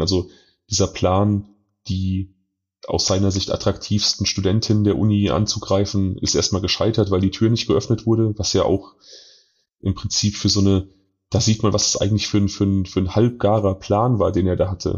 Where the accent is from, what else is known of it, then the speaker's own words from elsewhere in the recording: North Rhine-Westphalia, Germany; hier bei uns in NRW